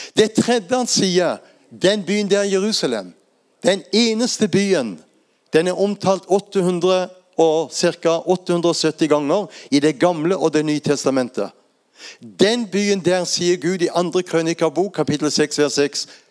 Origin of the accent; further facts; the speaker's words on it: Lindesnes, Agder, Norway; Jeg vokste opp der på Lindesnes og er vant til å stå i blåsten